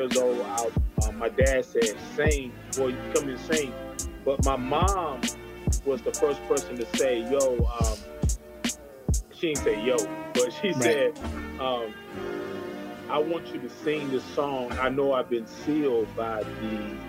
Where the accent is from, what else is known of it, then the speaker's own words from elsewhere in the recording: Zebulon, North Carolina, United States; moved away as an adult; now in Atlanta, United States; I'm from Zebulon, North Carolina, Z-Town